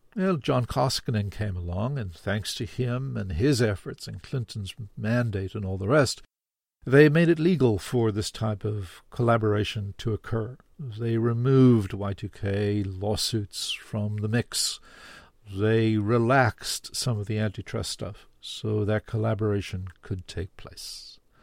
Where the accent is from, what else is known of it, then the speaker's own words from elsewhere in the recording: South Africa; now in Canada; I grew up in South Africa